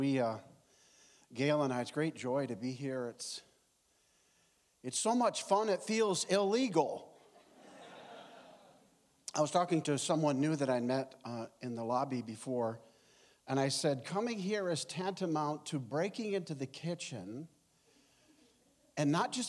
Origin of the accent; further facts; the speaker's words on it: Ogdensburg, New York, United States; moved away as an adult; also born or lived in Rochester; Quickly, I was born and raised in Ogdensburg, and then went away to college. I was a Roman Catholic. I was 10 years an altar boy at St. Mary's in Notre Dame.